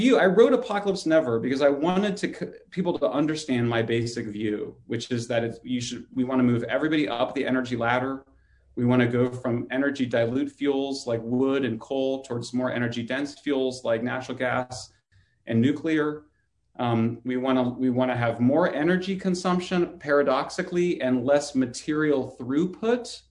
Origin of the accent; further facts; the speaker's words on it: California, United States; my home state of California